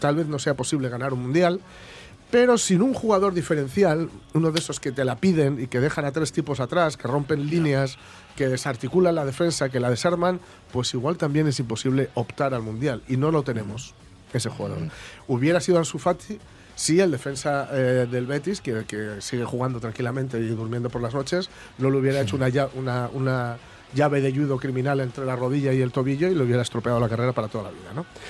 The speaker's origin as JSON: {"language": "Spanish", "country": "Spain"}